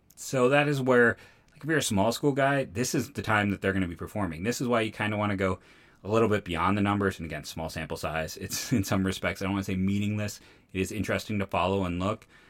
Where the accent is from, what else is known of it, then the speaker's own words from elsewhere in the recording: Akron, Ohio, United States; I'm from Akron, born and raised in Northeastern Ohio